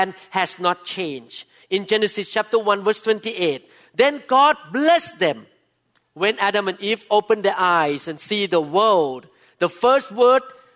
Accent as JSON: {"language": "English", "country": "Thailand", "tie": "born or raised there", "moved": "yes", "lives_now": "United States", "said": "I'm Thai by birth"}